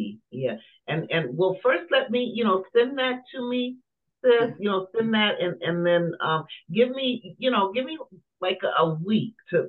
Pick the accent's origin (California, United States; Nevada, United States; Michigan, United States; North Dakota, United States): Michigan, United States; I'm from in Michigan.